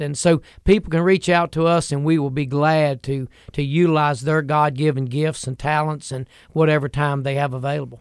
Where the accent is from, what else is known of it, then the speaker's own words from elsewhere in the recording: United States; I grew up in Franklin County, and we loved to fish and hunt up in that part of the woods.